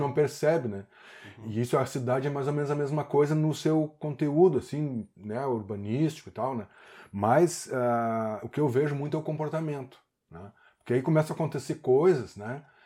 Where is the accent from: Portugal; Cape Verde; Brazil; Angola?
Brazil; Porto Alegre, Rio Grande do Sul; moved away as an adult; now in Garopaba, Brazil; sou natural de Porto Alegre, minha mãe é Catarina, meu pai é gaúcho